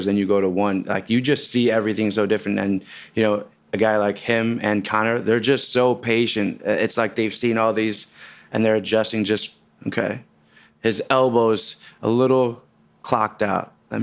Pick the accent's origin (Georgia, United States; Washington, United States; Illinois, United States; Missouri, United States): Illinois, United States; Chicago; I'm from Chicago